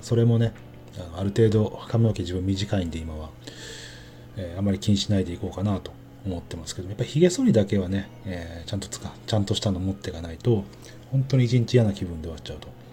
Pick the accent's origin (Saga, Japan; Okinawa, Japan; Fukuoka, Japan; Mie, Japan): Mie, Japan; moved away; 自分なんかはねあの出身生まれが三重県なんで